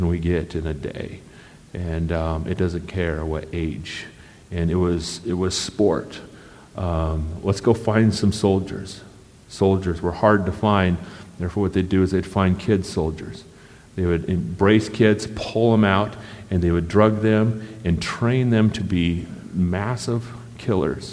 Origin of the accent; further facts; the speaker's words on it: United States; I'm from America